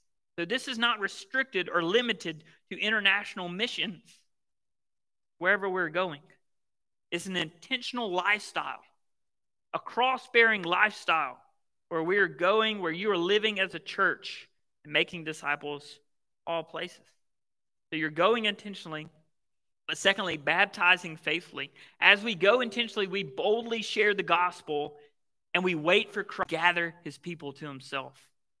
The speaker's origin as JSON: {"language": "English", "region": "the South", "country": "United States", "tie": "born or raised there", "said": "So I grew up in the South, the Bible Belt, where Southern niceness, right?"}